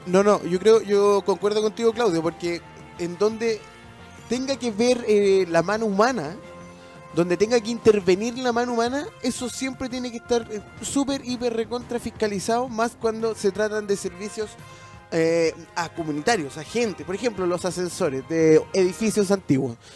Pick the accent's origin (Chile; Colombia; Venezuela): Chile